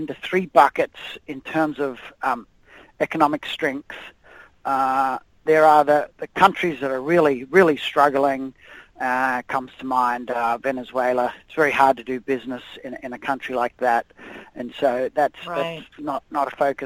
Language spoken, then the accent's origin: English; Australia; accent: Australian; moved away as an adult; now in United States; My Australian accent probably gives it away. I'm originally from Australia